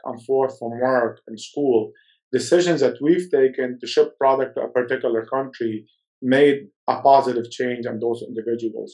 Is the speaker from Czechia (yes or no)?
no; Lebanon; moved away; I was born in Lebanon